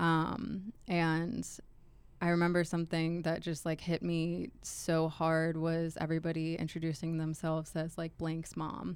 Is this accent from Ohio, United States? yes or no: no; Pittsburgh, Pennsylvania, United States; moved away as an adult; also born or lived in Edinboro, Pennsylvania; I grew up in Pittsburgh